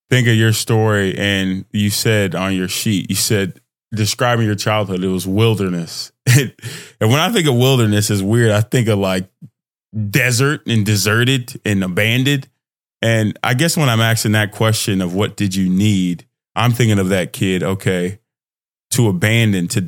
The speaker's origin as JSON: {"language": "English", "country": "Nigeria", "moved": "yes", "said": "In my experience, twin, I'm Nigerian immigrant. So in the house, I'll have that real love, that real connection, finding myself in that environment."}